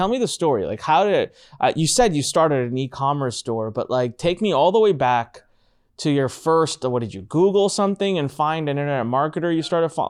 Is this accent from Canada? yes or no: no; India; in the ring with someone from across the pond, from the other side of the world, from my home country, from India.